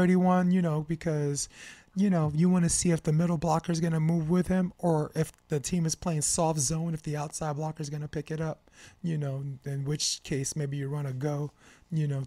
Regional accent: New York, United States; I'm from New York

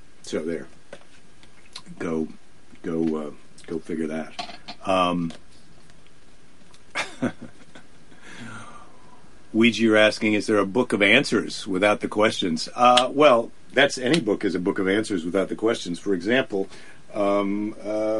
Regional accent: United States; as an American

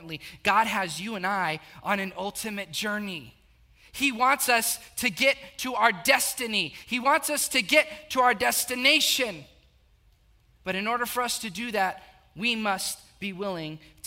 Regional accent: South Texas, United States; I grew up in a very small town, about 8,000, 9,000 people

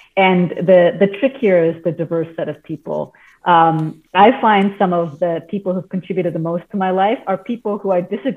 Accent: Canada; I grew up in Canada with Indian origins and parents who grew up in Africa

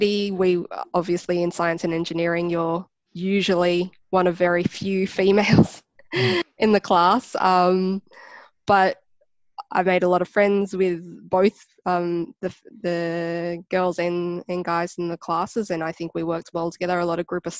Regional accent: Canberra, Australian Capital Territory, Australia; Growing up in Canberra, I think it's quite multicultural.

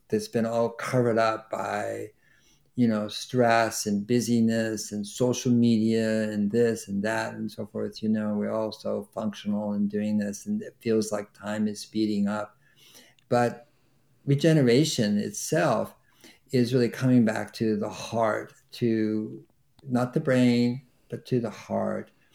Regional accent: Berkeley, California, United States; I grew up in Berkeley, California, which is a university town

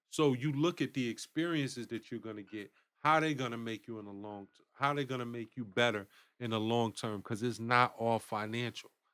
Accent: Bridgeport, Connecticut, United States; born or raised there; also born or lived in Winston-Salem, North Carolina / Durham, North Carolina

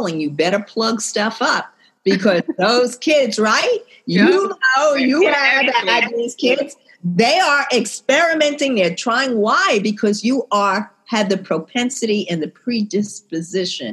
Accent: New York City, New York, United States; I'm from New York City

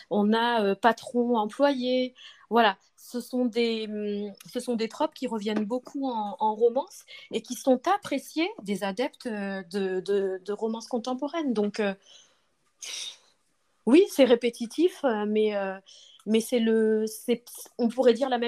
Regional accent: Paris region, Île-de-France, France; Alors moi je viens du... de région parisienne, j'habite en région parisienne et donc je vis en France.

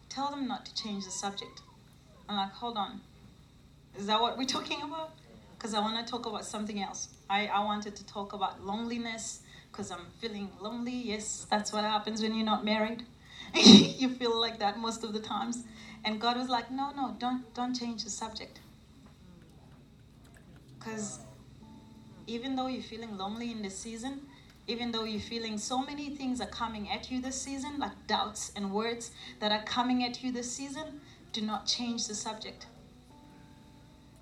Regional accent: South Africa; I'm a South African. I was born, raised in South Africa

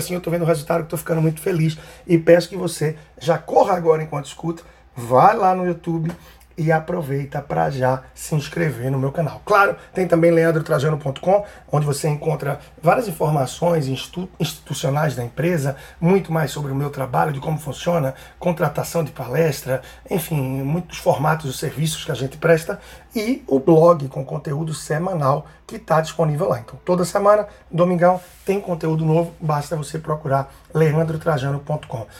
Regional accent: Recife, Pernambuco, Brazil; Recife, minha terra natal, onde eu estou aqui.

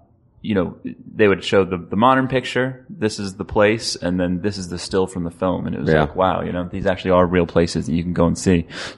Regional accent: Maryland, United States; moved away as an adult; now in Los Angeles, United States; I was living in Maryland at the time. I grew up in Maryland on the East Coast.

